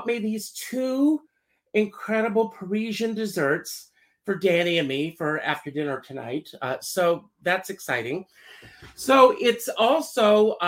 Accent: Conway, South Carolina, United States; moved away; also born or lived in Myrtle Beach, South Carolina; I grew up in Conway, which is right next to Myrtle Beach.

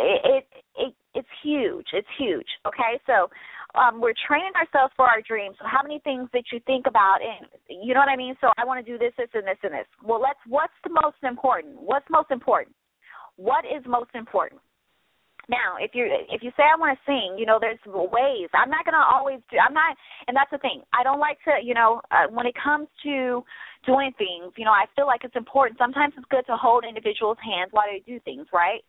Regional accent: Midwest, United States; now in Los Angeles, United States; I'm from the Midwest

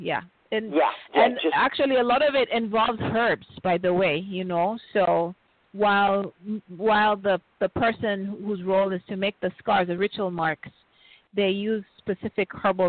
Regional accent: Kenya; you're from Kenya.

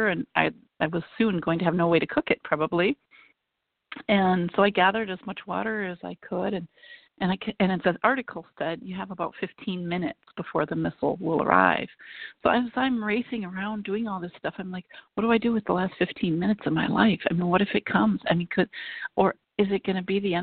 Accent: Minnesota, United States; I'm from Minnesota where we have basements

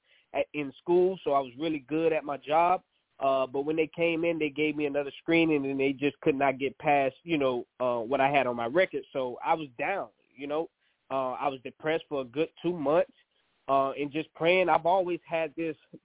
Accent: New Orleans, Louisiana, United States; moved away; also born or lived in Georgia; originally from New Orleans, Louisiana. We moved to Georgia after the Hurricane Katrina. And so I graduated from high school

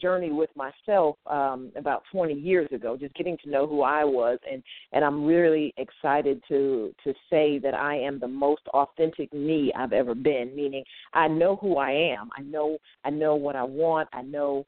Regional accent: Connecticut, United States; now in Georgia, United States; I'm originally from Connecticut

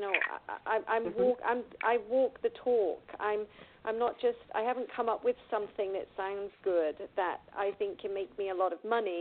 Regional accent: England, United Kingdom; accent: British; now in United States; I'm from England

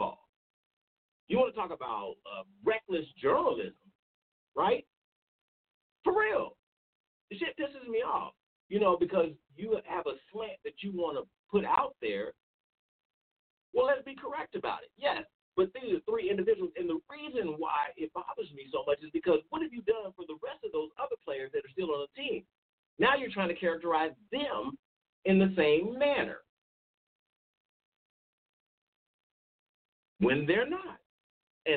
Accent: Kansas City, Missouri, United States; I was born and raised in Kansas City, Missouri.

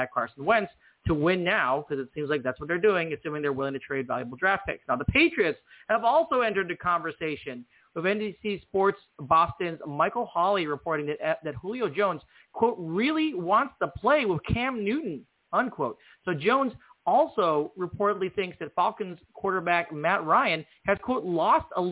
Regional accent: New Zealand; I'm actually a Kiwi. I'm actually from New Zealand.

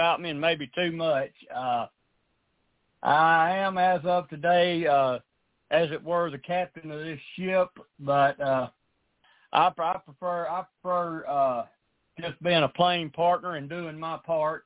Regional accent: the South, United States; I'm from the South

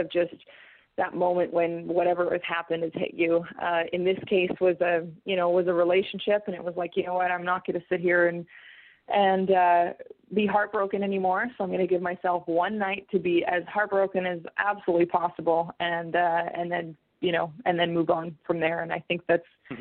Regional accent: Fort McMurray, Alberta, Canada; what I consider my hometown

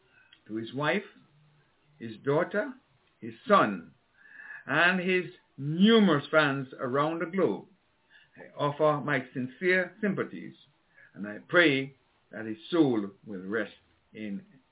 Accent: Antigua & Barbuda; I grew up with Tim in Antigua.

